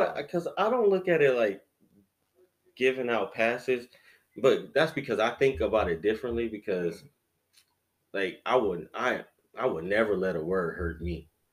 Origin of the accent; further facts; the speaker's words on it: Detroit, Michigan, United States; I'm from Detroit